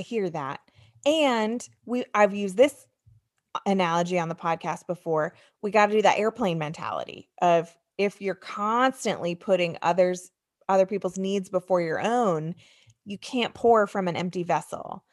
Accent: United States; moved away; also born or lived in Michigan; I grew up outside of New York City

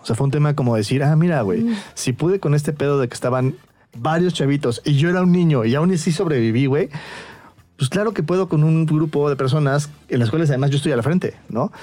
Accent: Mexico; siendo yo eh, mexicano

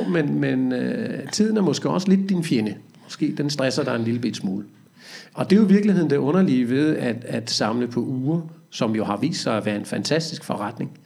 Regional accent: Næstved, Zealand, Denmark; jeg er fra Næstød

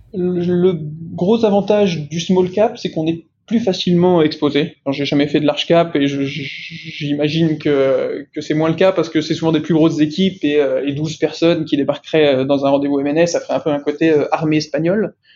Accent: Lyon, Auvergne-Rhône-Alpes, France; moved away as an adult; now in Paris, France; j'ai grandi à Lyon et je vis maintenant euh, à Paris.

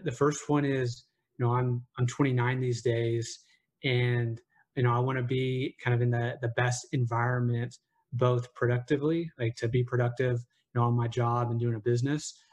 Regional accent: Oklahoma, United States; also born or lived in Bay Area, California; now in New York City, United States; I grew up in Oklahoma.

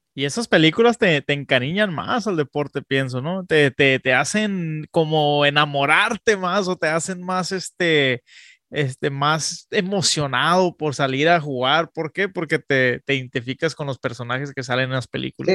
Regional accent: Tijuana, Baja California, Mexico; also born or lived in Texas; now in San Diego, United States; yo soy nacido en Tijuana, Baja California, pero soy criado pues en, en la frontera, la, la, neta, entre San Diego y Tijuana, San Diego y Tijuana.

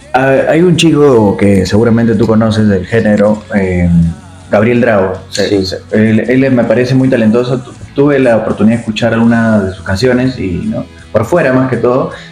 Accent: Tacna, Peru; de nuestra ciudad, de la ciudad Tacna

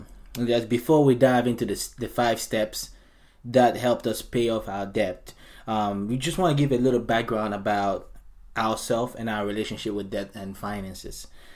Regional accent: United States; So growing up, for where I grew up here in the States, I didn't really have any other ways to go to college.

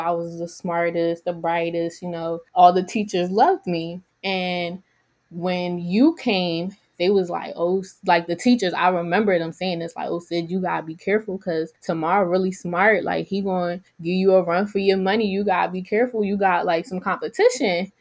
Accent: Philadelphia, Pennsylvania, United States; I'm from Alney

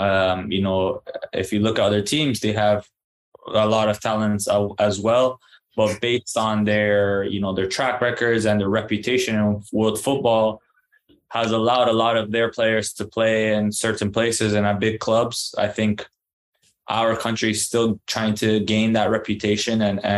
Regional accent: Canada; And I did too, even though being a Canadian, you know, it was kind of like a long shot

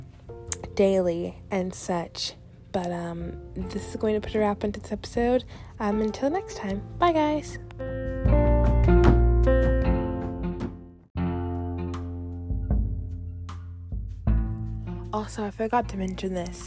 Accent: the South, United States; I grew up in the South

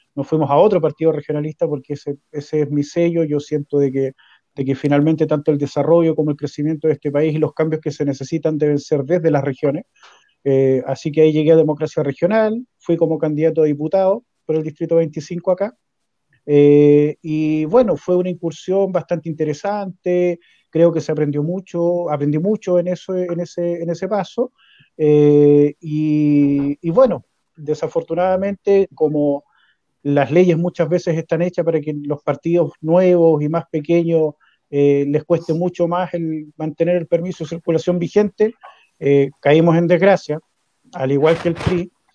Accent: Puyehue, Los Lagos, Chile; now in Osorno, Chile; crecí en Puyehue

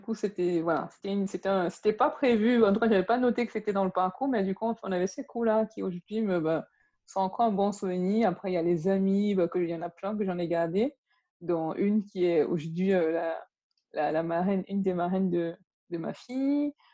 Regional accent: Yaoundé, Centre, Cameroon; moved away; also born or lived in Bangangté; ma famille, on a grandi à Yaoundé

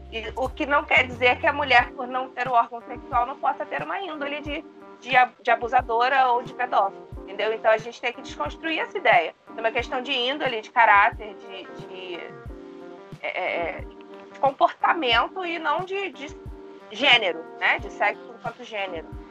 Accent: Rio de Janeiro, Brazil; eu cresci no Rio de Janeiro, a capital do Rio de Janeiro, mas a minha família é nordestina

